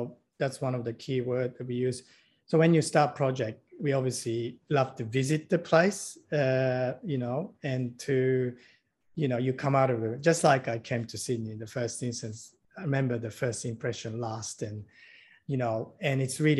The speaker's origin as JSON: {"language": "English", "region": "Tokyo", "country": "Japan", "tie": "born or raised there", "moved": "yes", "said": "I grew up in Tokyo, you know, in Japan"}